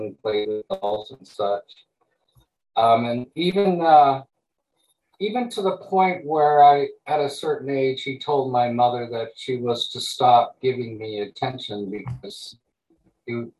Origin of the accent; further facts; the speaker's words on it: Montreal, Quebec, Canada; also born or lived in East Coast / farm (location unspecified); now in Maui, United States; I was born in Montreal, Quebec, Canada in 1958